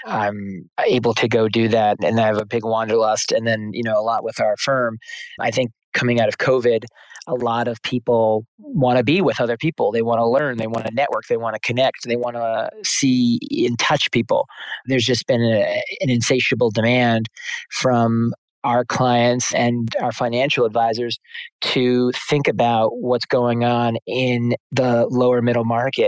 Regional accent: New Jersey, United States; moved away as an adult; now in New York City, United States; I'm from New Jersey. I live in New York City, though. I've lived in New York City for, it would be 20 years in September. So I've actually lived there longer than where I grew up

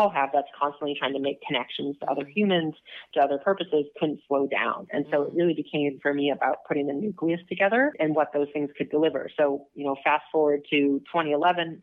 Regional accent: Minnesota, United States; I grew up in Minnesota

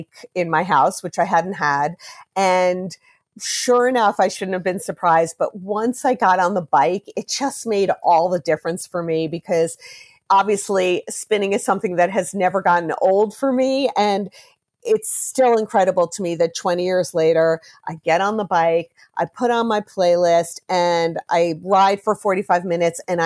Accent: Roslyn, New York, United States; I grew up in Roslyn, Long Island.

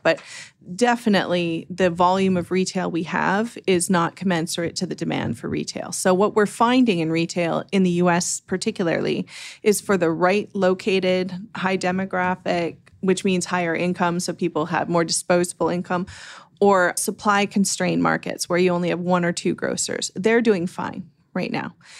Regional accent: Canada; moved away as an adult; also born or lived in Vancouver, Canada; now in United States; I'm originally Canadian

